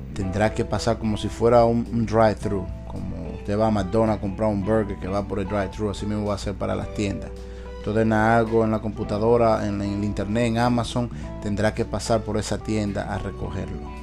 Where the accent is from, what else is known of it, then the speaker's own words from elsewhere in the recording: Dominican Republic; now in United States; mi país, República Dominicana